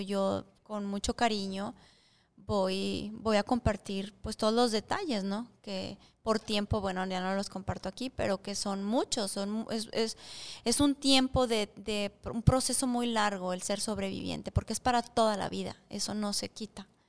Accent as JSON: {"language": "Spanish", "country": "Mexico", "moved": "yes", "said": "soy mexicana"}